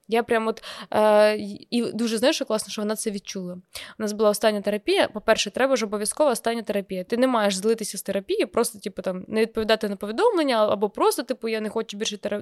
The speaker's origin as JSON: {"language": "Ukrainian", "town": "Kremenchuk", "region": "Poltava Oblast", "country": "Ukraine", "tie": "born or raised there", "moved": "yes", "lives_now": "Kyiv, Ukraine", "said": "я приїхала в Кремінчук"}